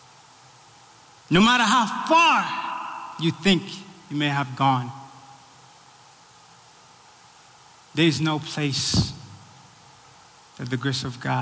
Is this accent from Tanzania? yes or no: yes; Tanzania; also born or lived in Burundi; now in United States; I'm from Burundi. It's in East Africa. Raised in Tanzania.